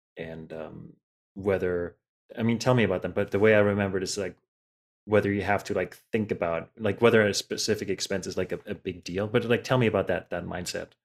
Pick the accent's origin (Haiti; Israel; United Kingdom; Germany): Germany; moved away; I grew up in Germany